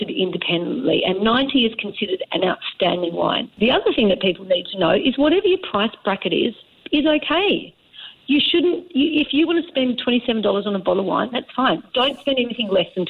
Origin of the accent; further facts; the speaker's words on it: Western Australia, Australia; now in Singapore; I grew up in Western Australia where Margaret River was on my doorstep.